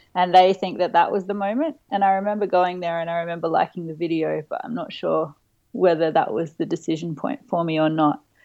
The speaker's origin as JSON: {"language": "English", "town": "Adelaide", "region": "South Australia", "country": "Australia", "tie": "born or raised there", "also_born_or_lived": "Murray Bridge, Australia / Nagoya, Japan", "said": "most of my childhood was in Adelaide, but via a detour"}